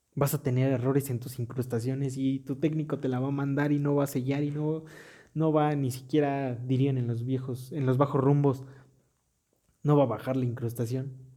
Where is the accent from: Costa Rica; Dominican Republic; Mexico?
Mexico; en mi país, México